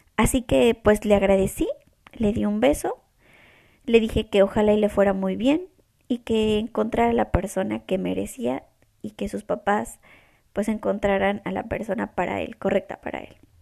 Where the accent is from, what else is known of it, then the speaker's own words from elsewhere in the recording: Mexico; moved away as an adult; now in Toronto, Canada; Y soy mexicana. Soy de una ciudad en México muy chiquita